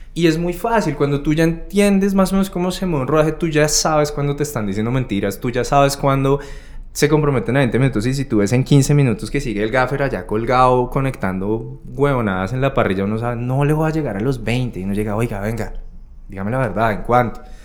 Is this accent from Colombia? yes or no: yes; Bogotá, Colombia; uno como rolo, cachaco, bogotano